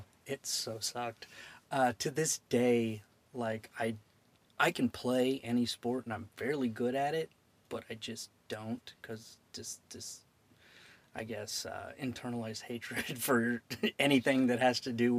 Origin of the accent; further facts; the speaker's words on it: Alton, Illinois, United States; From Illinois.